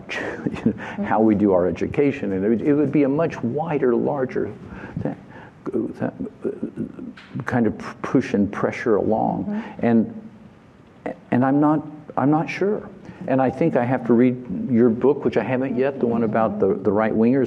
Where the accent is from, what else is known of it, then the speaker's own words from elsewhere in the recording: the South, United States; moved away; I come from the South